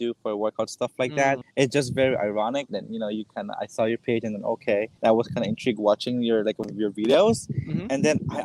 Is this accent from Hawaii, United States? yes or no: yes; Hawaii, United States; I am from Hawaii